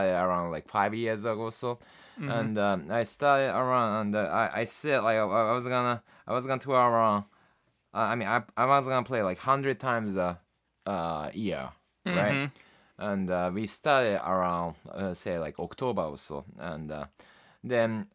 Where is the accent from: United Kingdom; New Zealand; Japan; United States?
Japan; Tokyo; we're from Tokyo